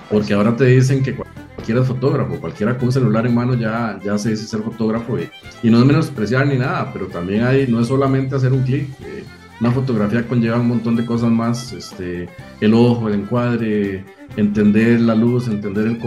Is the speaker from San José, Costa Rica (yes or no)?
no; Cartago, Costa Rica; Bueno, yo soy eh, costarricense, eh, vivo y siempre he vivido en la provincia de Cartago